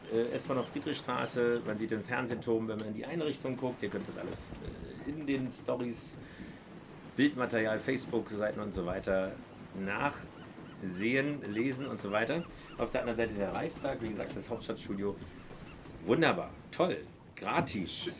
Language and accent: German; Berlin, Germany; als Berliner